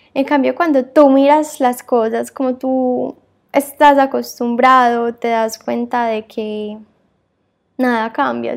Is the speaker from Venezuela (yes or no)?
no; Medellín, Antioquia, Colombia; moved away as an adult; now in Barcelona, Spain; soy colombiana, eh, nací en Medellín y toda mi vida viví ahí